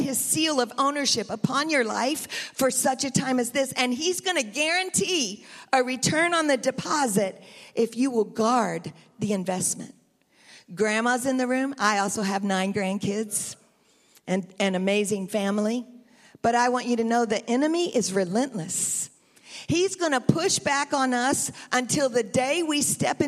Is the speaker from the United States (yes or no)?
yes; United States; also born or lived in Tennessee; now in Bakersfield, United States; I'm from Texas and Tennessee